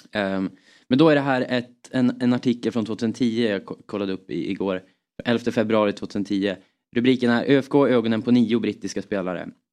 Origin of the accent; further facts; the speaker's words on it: Östersund, Jämtland, Sweden; vi är från Jämtland, mm. Östersund